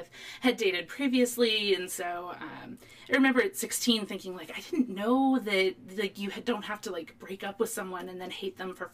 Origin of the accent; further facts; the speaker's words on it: East Coast, United States; I grew up on the East Coast, and I actually spent a lot of time in Boston growing up